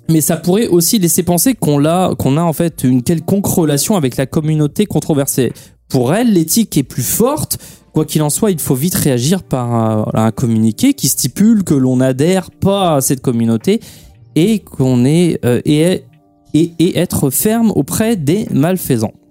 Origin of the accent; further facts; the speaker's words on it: Portugal; Moi je suis portugais